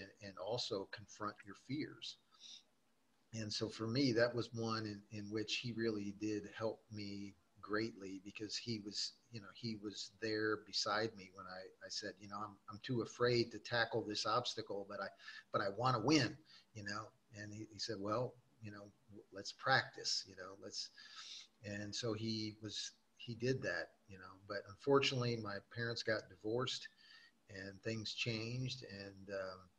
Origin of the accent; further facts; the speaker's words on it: Gary, Indiana, United States; I was born in Gary, Indiana, which is just outside of Chicago. That was at the time, it was a steel mill town. And unfortunately, in my childhood, I grew up during the kind of the downfall of that industry